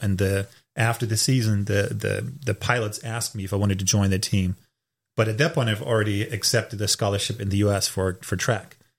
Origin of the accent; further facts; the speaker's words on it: Hamburg, Germany; English is a second language; moved away as an adult; also born or lived in Raleigh, North Carolina, United States; now in United States; I'm born and raised in Germany in the northern part in Hamburg, lived there for 26 years of my life